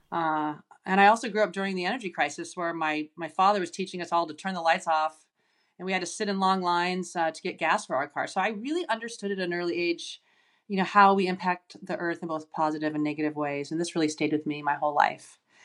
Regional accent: Seattle, Washington, United States; I grew up in Seattle, and I'm the youngest of six children

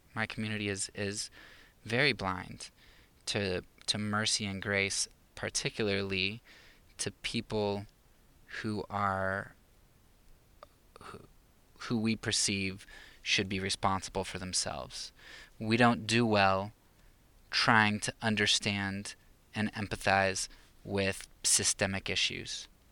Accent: Pennsylvania, United States; moved away as an adult; now in Romania; I'm not from the Bible Belt of the South, but, um, kind of a Bible Belt up in Pennsylvania

